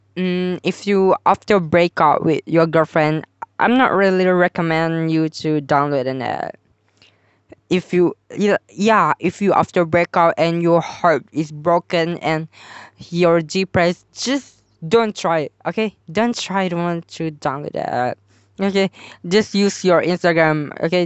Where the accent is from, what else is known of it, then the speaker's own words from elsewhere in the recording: Malaysia; I'm from Malaysia too